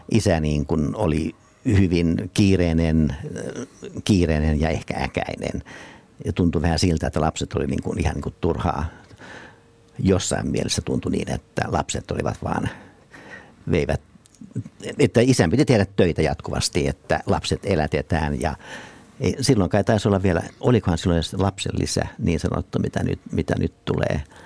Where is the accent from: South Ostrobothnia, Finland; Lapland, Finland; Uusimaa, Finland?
South Ostrobothnia, Finland; Nurmo; mä oon syntynyt siis Nurmossa